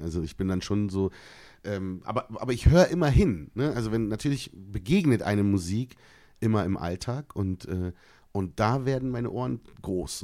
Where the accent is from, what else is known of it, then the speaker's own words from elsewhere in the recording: Berlin, Germany; bin ja in Berlin geboren auf meinem deutschen Ausweis